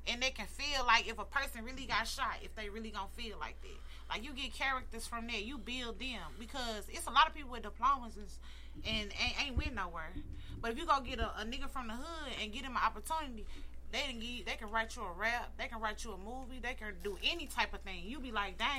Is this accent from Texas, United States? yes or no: no; East St. Louis area, Illinois, United States; we might not be from St. Louis, but we're from the east side